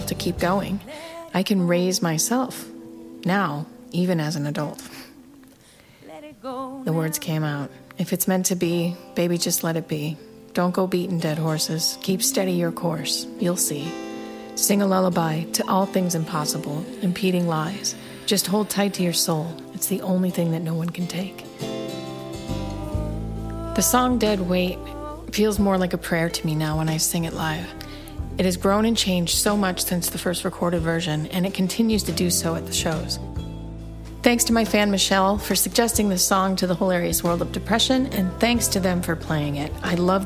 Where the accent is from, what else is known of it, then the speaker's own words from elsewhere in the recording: Northwest Ohio, United States; moved away; I'm from Northwest Ohio